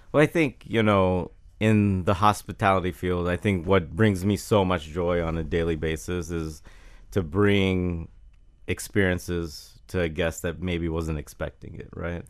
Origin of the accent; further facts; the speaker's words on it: Jacksonville, Florida, United States; I grew up in Jacksonville